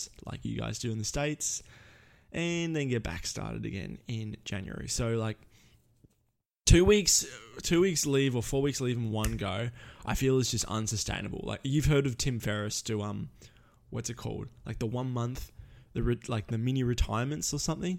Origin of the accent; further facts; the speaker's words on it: Melbourne, Victoria, Australia; moved away; my hometown of Melbourne